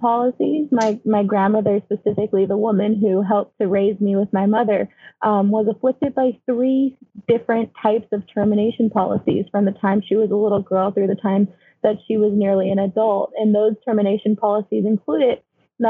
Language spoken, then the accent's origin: English; United States; also born or lived in Connecticut / New York; I'm a Mojave girl